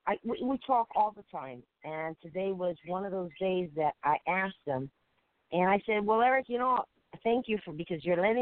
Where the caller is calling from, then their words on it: Puerto Rico; I'm calling from Puerto Rico.